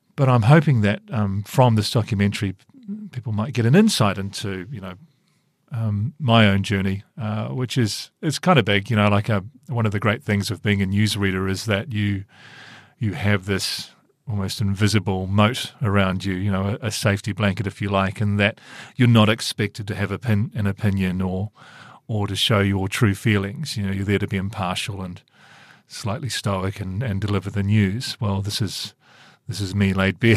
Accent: Christchurch, Canterbury, New Zealand; moved away; I grew up in Christchurch

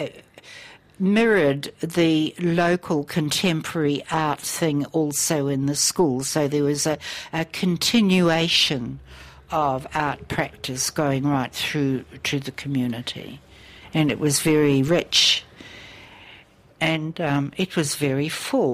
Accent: Opotiki, Bay of Plenty, New Zealand; moved away; also born or lived in Auckland; I was actually raised as an Opotiki kid

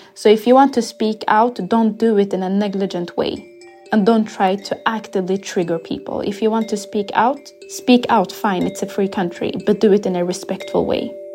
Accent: Sweden; also born or lived in Ethiopia; when I first came to Sweden, I was seven years old when I came from Ethiopia

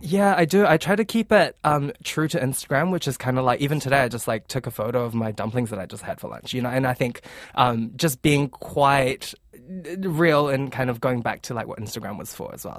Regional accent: Auckland, New Zealand; also born or lived in Fiji / Vancouver, Canada / Melbourne, Australia; I was born in the Fiji Islands, so Pacific Islands. Then we moved here in Tamaki, um, in the year two thousand, so I grew up here

